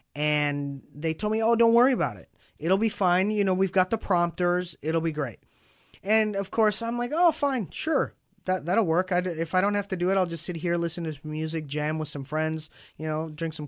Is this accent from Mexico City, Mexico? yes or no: yes; Mexico City, Mexico; now in Dallas, United States; mostly, I grew up in Mexico, in Mexico City.